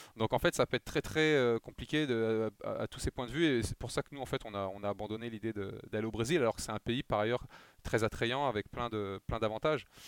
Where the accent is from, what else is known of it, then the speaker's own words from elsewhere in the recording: France; nous en France